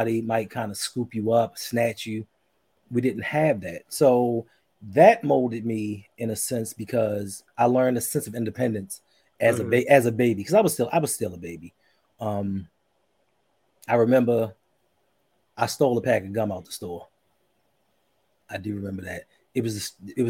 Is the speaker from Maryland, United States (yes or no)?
yes; Baltimore, Maryland, United States; growing up in Baltimore